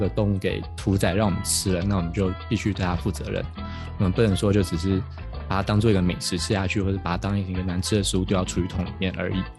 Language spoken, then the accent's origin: Chinese; Taiwan; 哦，我们台湾人都去什么国外国家当台劳之类的